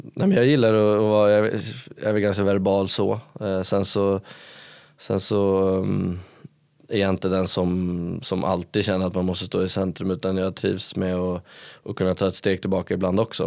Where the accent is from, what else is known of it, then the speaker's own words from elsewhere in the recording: Stockholm, Stockholm County, Sweden; moved away as an adult; now in Karlstad, Sweden; jag är ju från Stockholm